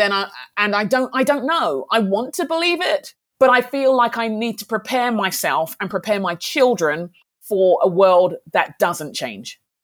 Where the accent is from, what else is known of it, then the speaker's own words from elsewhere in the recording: United Kingdom; I'm a black Brit, I'm a Nigerian Brit